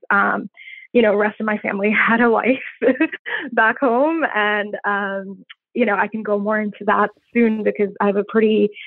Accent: India; moved away as an adult; I grew up in I grew up in India in many different cities. We moved around a lot, and then uh, when I turned 18, I moved here.

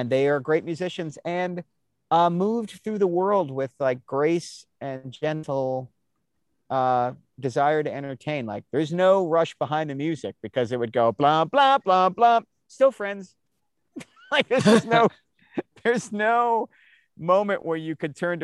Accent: Annapolis, Maryland, United States; I grew up outside of Washington, D.C. I grew up in a weird town. Annapolis, Maryland is a colonial town

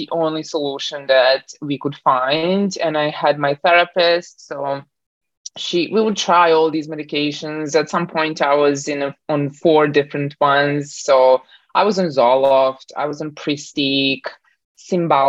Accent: Bosnia & Herzegovina; now in Canada; I was born in Bosnia, kind of like Southern Eastern Europe. And then when the war hit, I moved around a little bit more. And then finally, I landed in Canada 15 years ago

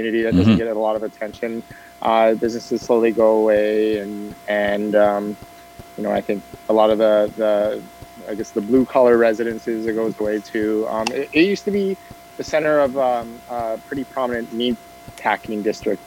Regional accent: Edmonton, Alberta, Canada; I'm born and raised in Northeast Edmonton

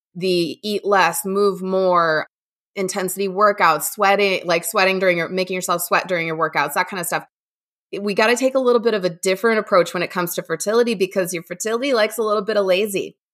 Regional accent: Midwest, United States; also born or lived in Indiana / Ohio; I'm born and raised in the Midwest

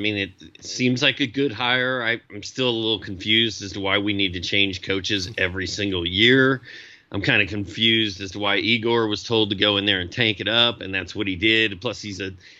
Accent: Indianapolis, Indiana, United States; I grew up in Indy

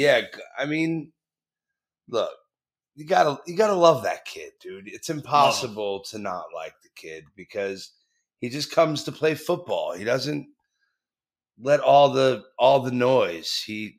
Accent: New Jersey, United States; No, God, that was back in the day when I was a kid growing up in South Jersey, you know.

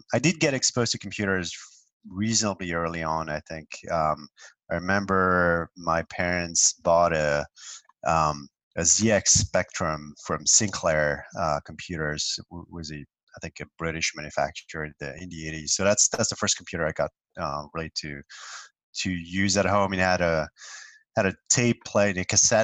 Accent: France; now in New York, United States; I grew up in France, in a medium sized city, relatively far from Paris

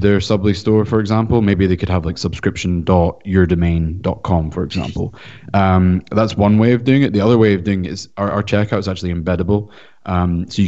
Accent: Scotland, United Kingdom; now in California, United States; I'm from Scotland, so I actually currently reside in California

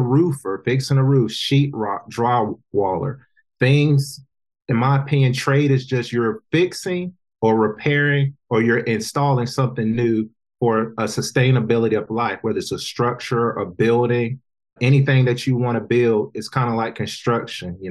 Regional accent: North Carolina, United States; I work with a good group from my hometown of North Carolina

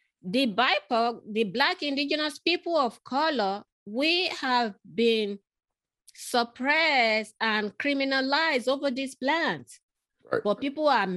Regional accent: Lagos, Nigeria; moved away; I grew up in Africa

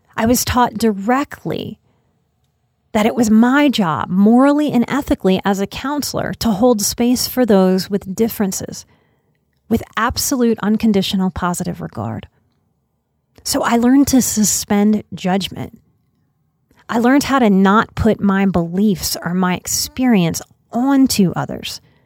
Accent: New Orleans, Louisiana, United States; moved away; also born or lived in Texas; I am born and raised in New Orleans

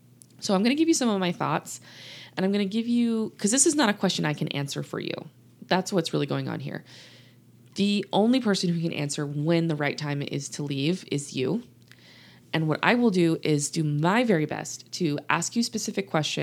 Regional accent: Louisiana, United States; now in Texas, United States; I didn't tell y'all I'm from the South, did I? Yes, I did. I've told y'all I'm living in Texas. Grew up in Louisiana, actually. A lot of people ask me, where's your accent?

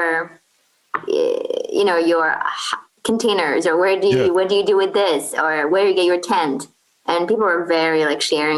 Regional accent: Kuwait; English is a second language; moved away as an adult; also born or lived in Portland, Oregon, United States; now in Baltimore, United States; I'm originally from Kuwait. So I moved here for college

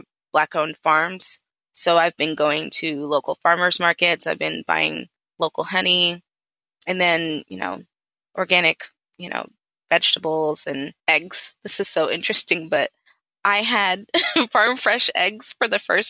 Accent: Atlanta, Georgia, United States; also born or lived in London, England; I'm originally from London, half Nigerian, half Ghanaian, born in England, raised in Atlanta

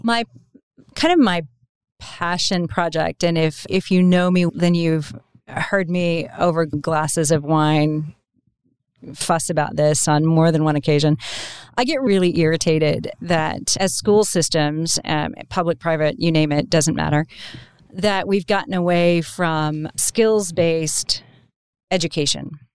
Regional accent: Oklahoma, United States; I was from Oklahoma

